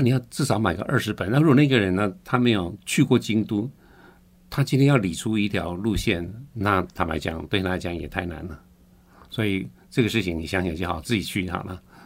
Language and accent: Chinese; Tainan, Taiwan; 我是台南来的